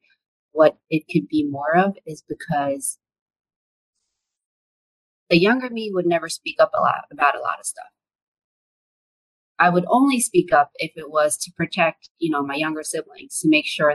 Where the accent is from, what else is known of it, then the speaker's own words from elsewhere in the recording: New York City, New York, United States; English is a second language; now in Washington, D.C., United States; I grew up in Brooklyn. I didn't speak English when I went to school. a lot of people don't expect me to have English as my second language